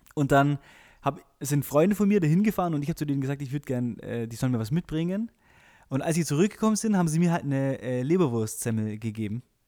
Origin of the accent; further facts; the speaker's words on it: Friedberg, Bavaria, Germany; ich bin in Friedberg groß geworden, das ist so ein, so ein kleines äh, Kaff zwischen, zwischen München und äh, Augsburg.